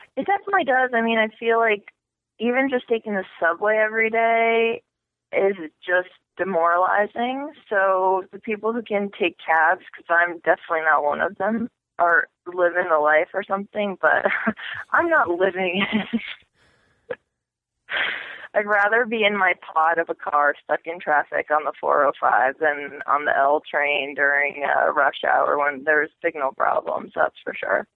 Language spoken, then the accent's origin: English; Madison, Connecticut, United States; also born or lived in Poland / Texas; I was raised in Connecticut, actually. So, like, small, small town Connecticut in a place called Madison